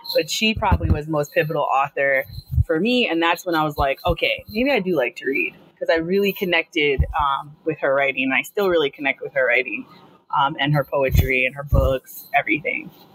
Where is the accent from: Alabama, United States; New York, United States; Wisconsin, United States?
New York, United States; Long Island; I'm from Long Island. I'm I live here. I grew up here.